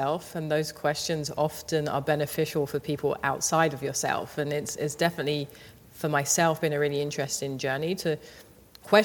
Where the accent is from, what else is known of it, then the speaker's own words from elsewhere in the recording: London, United Kingdom; I grew up in Southeast London in a place called Thamesmead.